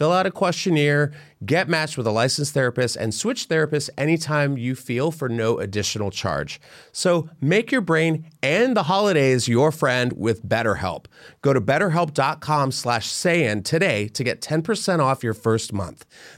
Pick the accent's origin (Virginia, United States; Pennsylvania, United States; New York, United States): Pennsylvania, United States; I'm from Pennsylvania.